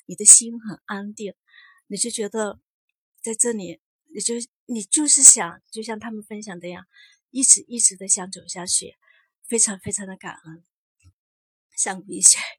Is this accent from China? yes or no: yes; Chongqing, China